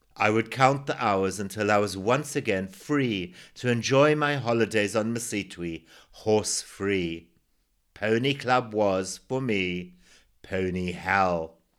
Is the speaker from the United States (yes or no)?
no; Zimbabwe; born or raised there